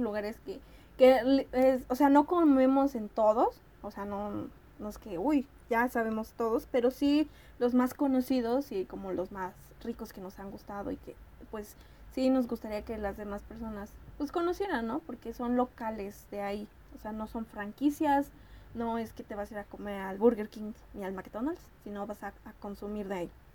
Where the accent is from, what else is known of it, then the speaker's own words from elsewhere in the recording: State of Mexico, Mexico; moved away as an adult; now in Mexico City, Mexico; yo soy del Estado de México, entonces se me hizo más fácil irme a rentar cerca